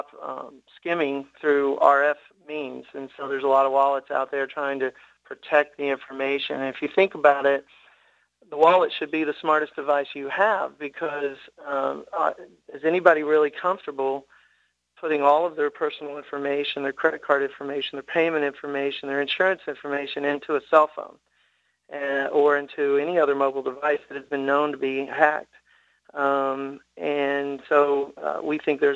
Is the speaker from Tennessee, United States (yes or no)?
yes; Tennessee, United States; born and raised in Tennessee, you're a Vol for life